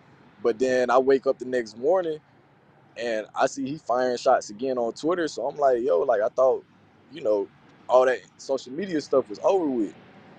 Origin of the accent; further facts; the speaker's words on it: Winston-Salem, North Carolina, United States; I'm from North Carolina, Winston-Salem.